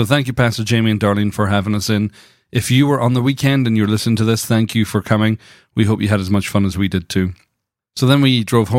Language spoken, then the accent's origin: English; Scotland, United Kingdom; I'm from Scotland. We can't talk. We have some crazy names.